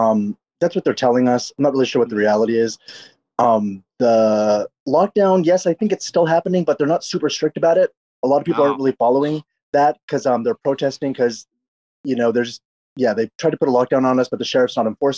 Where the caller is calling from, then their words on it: Los Angeles, California, United States; I'm calling from Los Angeles. I live in a Koreatown in Los Angeles.